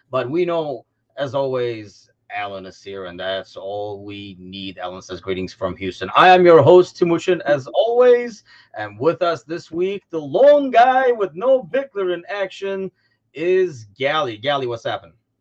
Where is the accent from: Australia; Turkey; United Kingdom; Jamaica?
Turkey; now in United States; travel back to Turkey